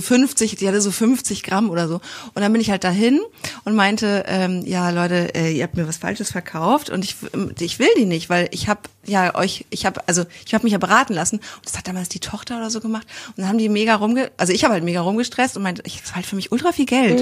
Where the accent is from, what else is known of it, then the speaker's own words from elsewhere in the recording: Kiel, Schleswig-Holstein, Germany; Ich komme ja auch aus Kiel